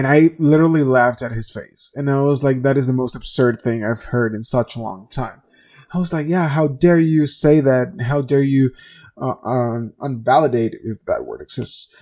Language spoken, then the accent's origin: English; Venezuela; moved away; I come from Venezuela. And back in my country